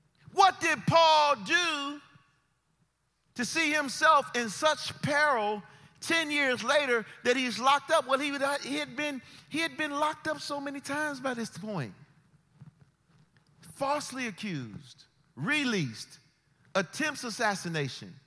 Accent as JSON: {"language": "English", "country": "United States", "said": "We are Americans"}